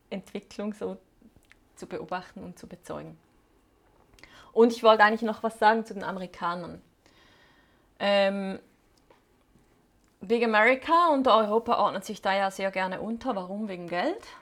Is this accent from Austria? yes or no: no; Switzerland; moved away; Die Schweiz, mein Heimatland, da wo alle meine Muster und Prägungen verankert sind.